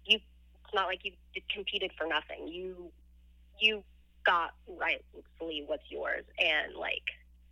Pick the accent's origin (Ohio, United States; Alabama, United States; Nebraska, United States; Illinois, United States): Nebraska, United States; Omaha; I'm from Omaha.